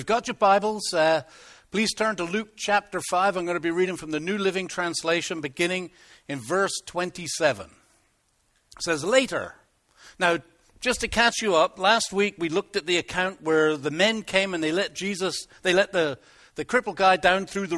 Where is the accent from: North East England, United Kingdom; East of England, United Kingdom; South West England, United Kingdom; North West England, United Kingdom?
South West England, United Kingdom; Plymouth; moved away; I come from Plymouth